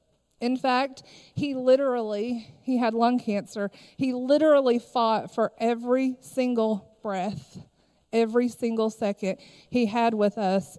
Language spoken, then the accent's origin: English; Harlan County, Kentucky, United States; I am originally from Harlan County, Kentucky.